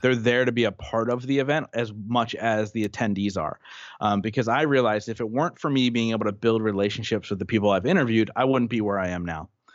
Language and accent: English; Reading, Pennsylvania, United States; my hometown